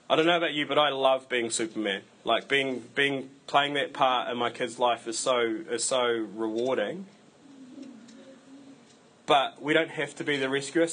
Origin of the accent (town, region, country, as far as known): New Zealand